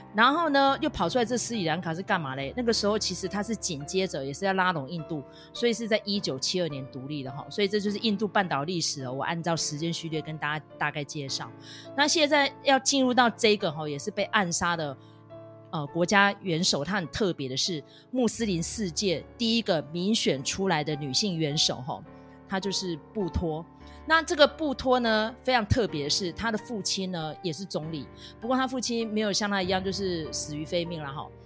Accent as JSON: {"language": "Chinese", "country": "Taiwan", "said": "我们是台湾人"}